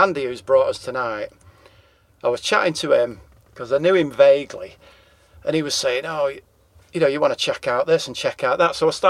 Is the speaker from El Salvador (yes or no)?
no; England, United Kingdom; accent: English; But obviously, we're English. Yeah. And we sing in English accents about English things, really.